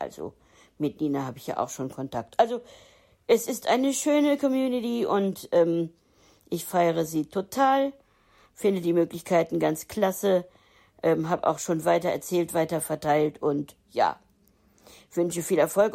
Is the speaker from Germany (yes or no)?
yes; Hildesheim, Lower Saxony, Germany; now in Hamburg, Germany; Hildesheim ist meine Geburtsstadt gewesen.